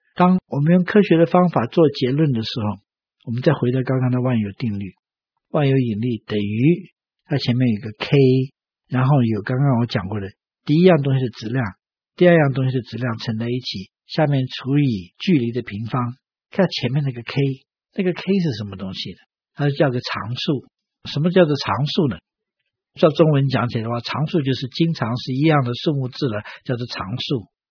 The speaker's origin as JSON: {"language": "Chinese", "country": "China", "said": "我们中国人"}